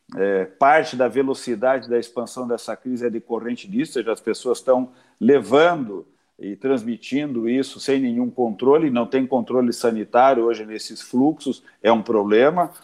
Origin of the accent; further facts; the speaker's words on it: Brazil; como brasileiros